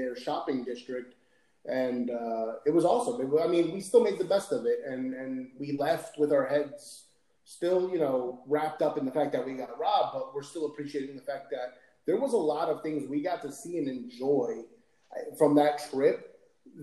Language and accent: English; United States; also born or lived in Miami; now in Orlando, United States; growing up in America, my English is perfect